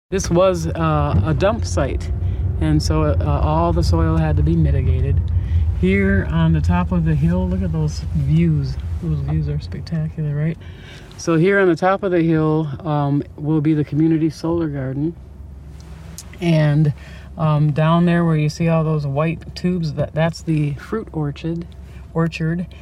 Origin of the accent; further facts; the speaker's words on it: Saint Paul, Minnesota, United States; I am a native East Sider, Eastside Pride